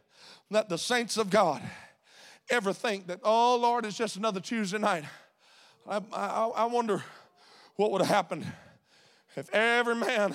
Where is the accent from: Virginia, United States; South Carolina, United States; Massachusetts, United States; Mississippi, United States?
Mississippi, United States; I'm from Mississippi. Everybody sings the blues in Mississippi. That's where the blues were invented.